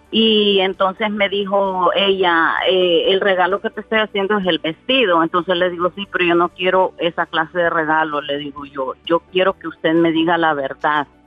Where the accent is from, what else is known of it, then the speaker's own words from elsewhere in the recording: Honduras; now in Miami, United States; soy mitad hondureña y mitad salvadoreña.